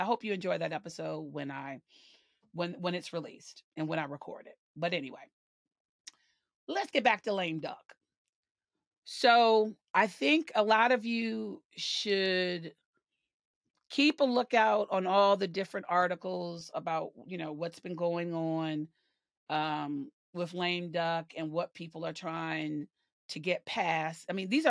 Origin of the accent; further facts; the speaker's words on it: the South, United States; because I'm a Southerner and I'm proud to be a Southerner. But those of us in the South, we call people touched.